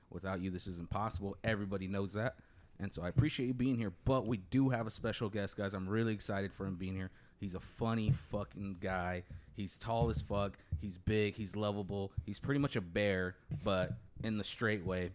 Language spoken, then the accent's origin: English; Coachella, California, United States; also born or lived in Indio, California; I was born in Indio. I lived in Indio for a while, a decent part of Indio. Then I moved to Coachella when I was really young